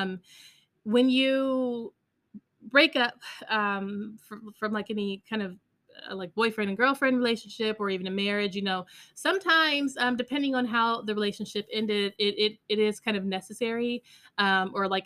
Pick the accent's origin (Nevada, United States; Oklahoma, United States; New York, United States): Nevada, United States; Las Vegas; now in Texas, United States; We lived in Texas and I'm from Vegas.